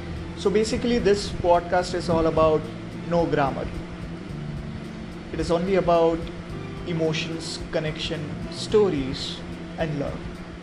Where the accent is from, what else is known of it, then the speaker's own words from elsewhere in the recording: India; first language Hindi; English is a second language; So if I'm an Indian, so we have our mother language is Hindi, correct?